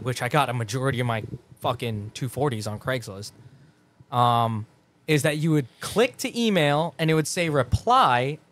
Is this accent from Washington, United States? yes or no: no; New Jersey, United States; I'm from New Jersey